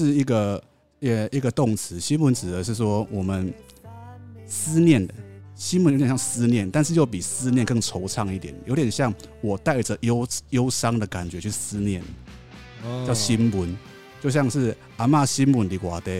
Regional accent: Chiayi, Taiwan; 嘉义嘉义人都说，我们嘉义人如果一出了嘉义，就不会再吃鸡肉饭了。

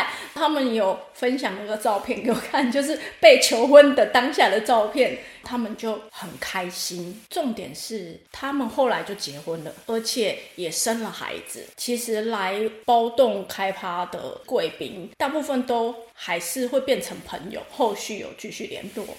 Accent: Taipei, Taiwan; 对，因为我是从台北被骗过来的。

